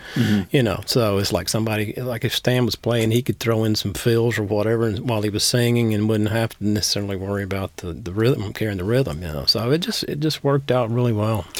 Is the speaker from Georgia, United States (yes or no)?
yes; Dugtown, Georgia, United States; where I grew up around Dugtown